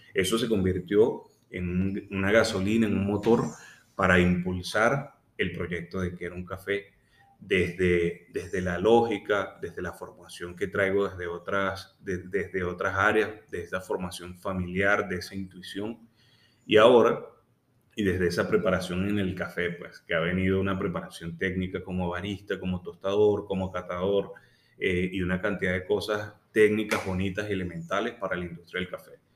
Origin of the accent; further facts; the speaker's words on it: Venezuela; el orgullo de ser venezolano, de querer quedarme en mi país.